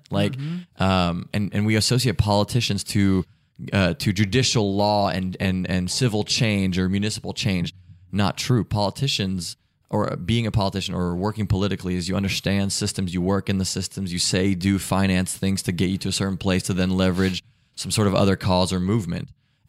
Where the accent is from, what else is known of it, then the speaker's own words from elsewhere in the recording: Germany; born there; She was in Germany. I was born in Germany.